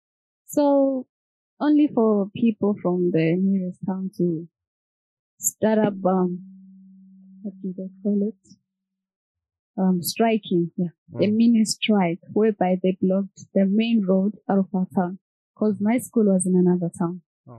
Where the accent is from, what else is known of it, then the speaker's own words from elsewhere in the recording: Zimbabwe; also born or lived in South Africa; now in Kenya; I'm from Zimbabwe, but I've been staying in SA for the past 10 years. Currently I'm in Kenya because of school, university.